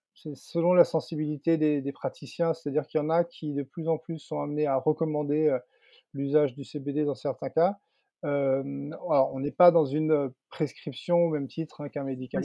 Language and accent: French; Landes, Nouvelle-Aquitaine, France; moved away as an adult; also born or lived in Paris, France; dans ma région d'origine. C'est vrai qu'il y a, il y a 5-6 ans maintenant, en 2016, je suis revenu m'installer dans les Landes, à, Osegor